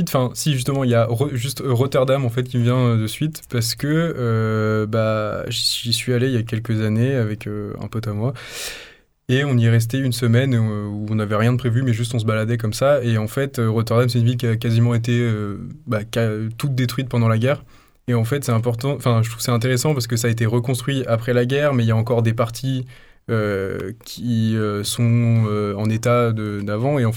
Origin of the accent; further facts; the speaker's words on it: Haute-Savoie, near Chamonix, Auvergne-Rhône-Alpes, France; now in Marseille, France; Moi, je viens de Haute-Savoie, de base, vers Chamonix. Plus la montagne, quoi.